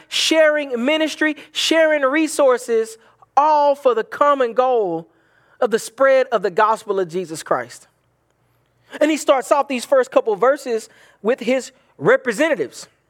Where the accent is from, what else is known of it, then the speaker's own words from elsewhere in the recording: the Bible Belt, United States; from where I'm from, um, in, growing up in the Bible Belt